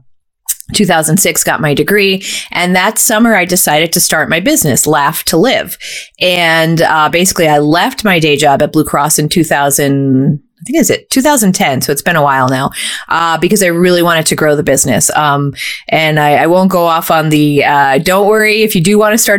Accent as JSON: {"language": "English", "town": "Scranton", "region": "Pennsylvania", "country": "United States", "tie": "born or raised there", "said": "I was born and raised in Scranton, so I'm a Northeastern Pennsylvania person who's chosen to stay here"}